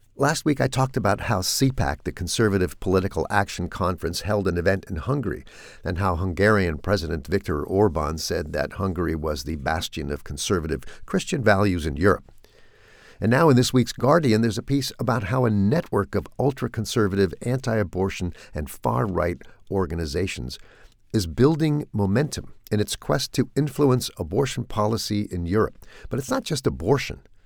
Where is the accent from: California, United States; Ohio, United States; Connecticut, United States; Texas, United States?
California, United States; moved away; growing up in California